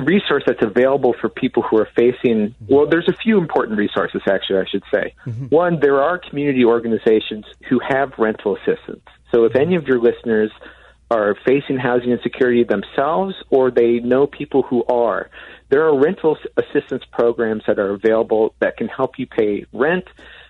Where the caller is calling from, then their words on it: Madison, Wisconsin, United States; I'm calling you from Madison, Wisconsin